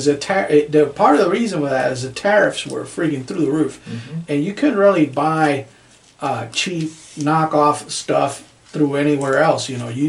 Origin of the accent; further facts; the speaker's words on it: United States; we're American